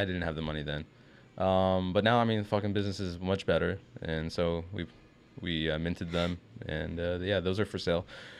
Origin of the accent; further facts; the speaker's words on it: Los Angeles, California, United States; also born or lived in Inglewood; I grew up in Mar Vista, which is like a neighborhood in West LA.